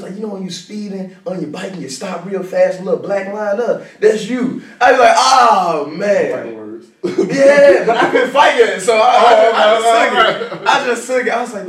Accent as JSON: {"language": "English", "town": "Jackson", "region": "Tennessee", "country": "United States", "said": "But nah, I'm originally from Jackson, Tennessee. I grew up an emo kid."}